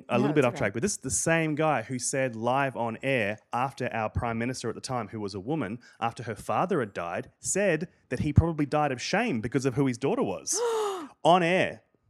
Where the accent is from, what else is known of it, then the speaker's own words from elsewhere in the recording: Queensland, Australia; I grew up in Queensland, which is like if Florida and Texas had a humid racist baby.